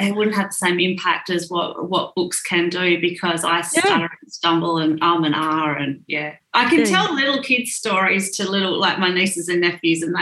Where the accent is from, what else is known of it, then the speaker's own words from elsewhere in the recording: Orroroo, South Australia, Australia; moved away; I grew up in Oraru.